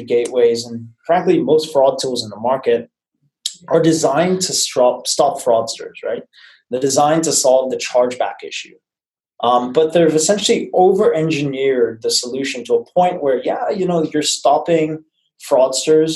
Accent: New Zealand; now in San Francisco, United States; I'm originally from New Zealand

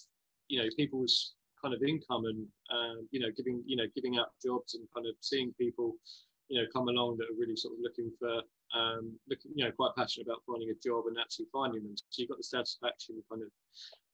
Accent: West Sussex, South East England, United Kingdom; I'm kind of from West Sussex way

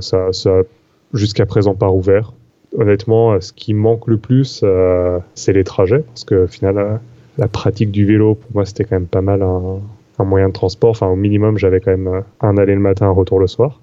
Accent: Paris, Île-de-France, France; moved away as an adult; now in Montreal, Canada; je suis pas du Canada, donc avant j'étais parisien

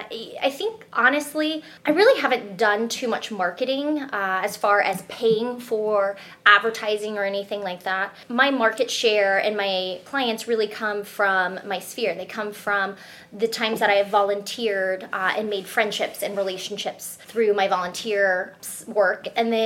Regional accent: South Florida, United States; moved away as an adult; also born or lived in Salt Lake City, Utah; now in Indiana, United States; I was raised in the suburbs down in South Florida, so totally understand suburban life, get it.

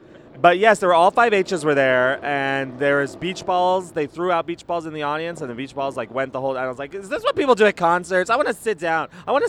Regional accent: Los Angeles, California, United States; We're in LA, my hometown.

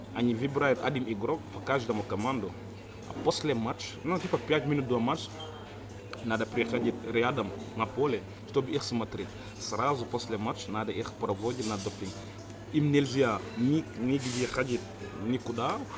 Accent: Senegal; Russian is a second language; now in Russia; я из Сенегала

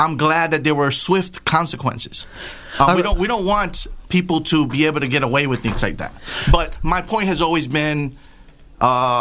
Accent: New York City, New York, United States; I am Latino. I grew up in the South Bronx

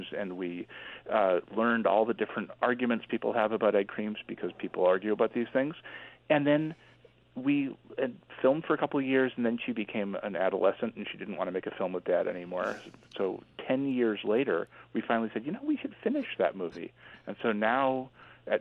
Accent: Boston suburbs, Massachusetts, United States; I was growing up in the Boston suburbs

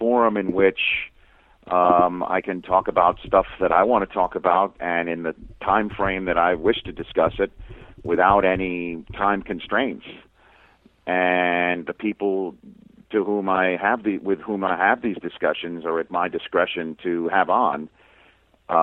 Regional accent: New York City, New York, United States; I grew up in Staten Island

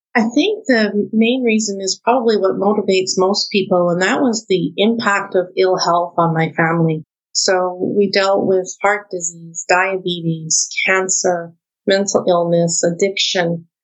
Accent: Canada

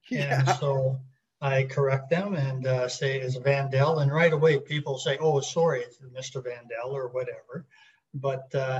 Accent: Peace River country, northern Alberta, Canada; moved away as an adult; We grew up in a small town and way up north in northern Alberta in the Peace River country

